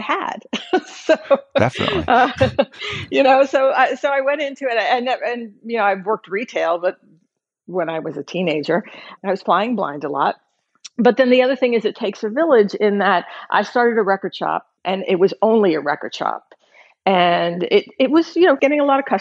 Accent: Seaford, New York, United States; moved away as an adult; also born or lived in Syracuse, New York; now in Nashville, United States; I was born and raised in Seaford, which is a small town on Long Island, on the South Shore near Jones Beach.

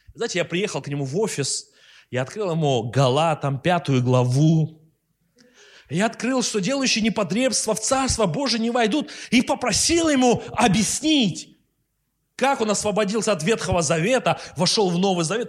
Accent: Russia; мы из России

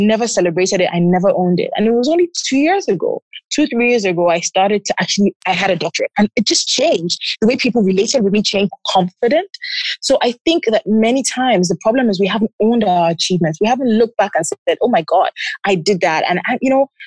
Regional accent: Lagos, Nigeria; I'm from Lagos, Nigeria.

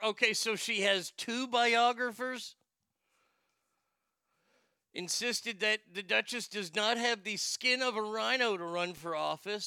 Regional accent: Texas, United States; I grew up here in Texas. This is where I grew up. I grew up in this part of the state in Texas.

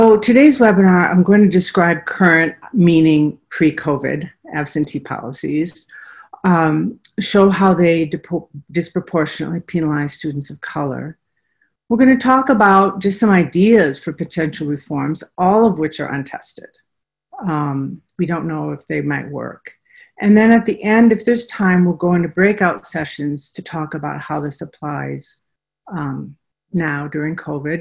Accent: Minnesota, United States; accent: Minnesota; moved away as an adult; now in Tennessee, United States; I hope you hear my Minnesota accent. I'm a native of Minnesota. I'm a product of Ramsey County Schools and the University of Minnesota

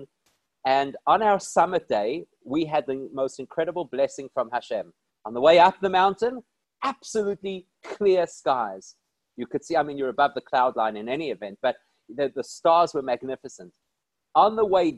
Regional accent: South Africa; I'm from South Africa.

